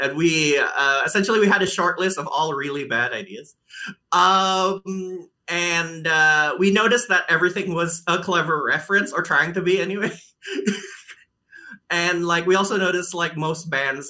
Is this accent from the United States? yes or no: no; Indonesia; first language Indonesian; English is a second language; moved away as an adult; also born or lived in Melbourne, Australia; I'm Indonesian